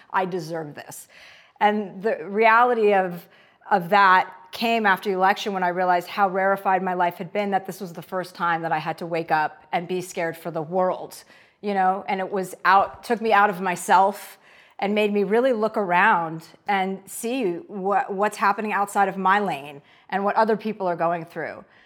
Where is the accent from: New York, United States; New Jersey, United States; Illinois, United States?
New Jersey, United States; moved away; I'm from New Jersey. My dad's a used car dealer